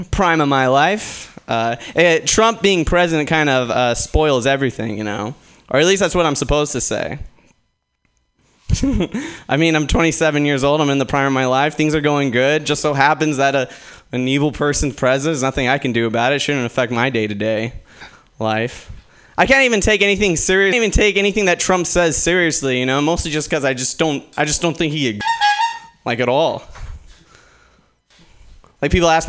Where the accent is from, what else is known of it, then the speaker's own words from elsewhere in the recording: Portland, Oregon, United States; Originally, I'm actually from Portland, Oregon